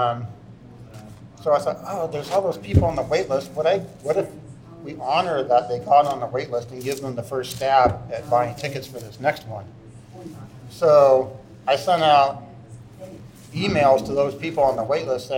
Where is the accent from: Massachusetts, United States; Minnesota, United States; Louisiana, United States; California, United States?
California, United States; Fountain Valley; I grew up in Fountain Valley